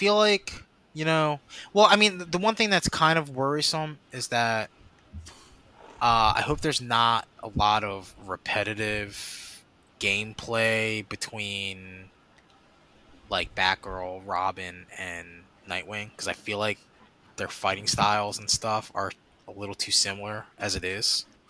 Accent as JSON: {"language": "English", "town": "Philadelphia", "region": "Pennsylvania", "country": "United States", "said": "we're from Philly. We fight. The direct quote."}